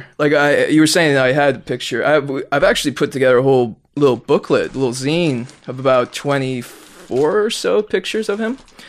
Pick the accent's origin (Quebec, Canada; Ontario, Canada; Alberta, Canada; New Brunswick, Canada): Ontario, Canada; Toronto; Yeah, I grew up in Rexdale, as we call it. Not the best area of Toronto, you know.